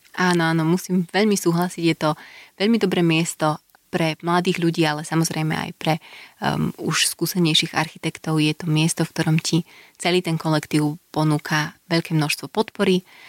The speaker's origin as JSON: {"language": "Slovak", "country": "Slovakia", "tie": "born or raised there", "also_born_or_lived": "Glasgow, United Kingdom / Copenhagen, Denmark", "moved": "as an adult", "lives_now": "Bratislava, Slovakia", "said": "odišla som zo Slovenska, keď som mala čerstvých 18, žila som mimo vyše 7 rokov"}